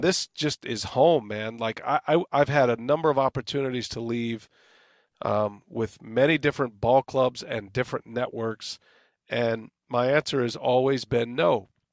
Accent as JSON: {"language": "English", "town": "San Antonio", "region": "Texas", "country": "United States", "tie": "born or raised there", "moved": "as an adult"}